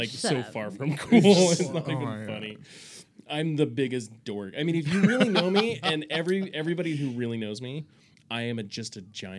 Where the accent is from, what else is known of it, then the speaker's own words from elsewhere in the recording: Northern California, United States; Growing up in Northern California